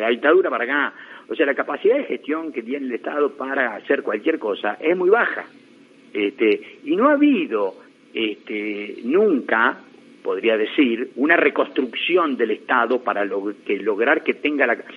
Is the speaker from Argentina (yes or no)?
yes; Argentina; la Argentina donde yo nací